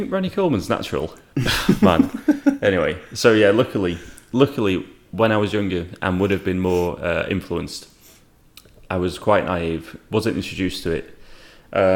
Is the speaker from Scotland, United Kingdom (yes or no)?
no; Rochdale, North West England, United Kingdom; now in North Wales, United Kingdom; I'm from Rochdale, England, but I live in North Wales